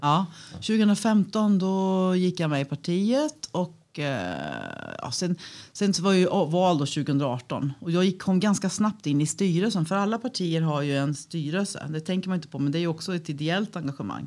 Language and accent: Swedish; Falköping, Västra Götaland, Sweden; moved away as an adult; now in Örebro, Sweden; från början så är jag västgöte, så jag är uppvuxen på en gård utanför Falköping.